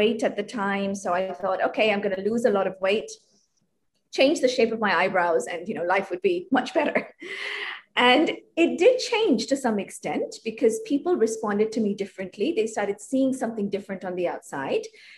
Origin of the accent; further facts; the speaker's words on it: Hong Kong; So I grew up in Hong Kong. I am ethnically Indian